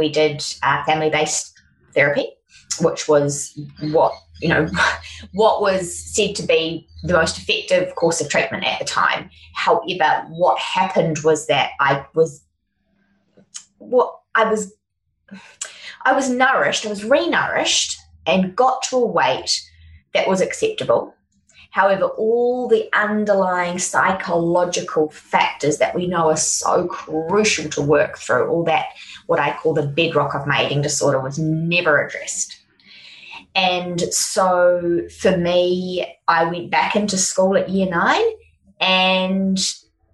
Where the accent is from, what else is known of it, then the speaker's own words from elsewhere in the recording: Auckland, New Zealand; now in Sunshine Coast, Australia; I grew up in Auckland in New Zealand.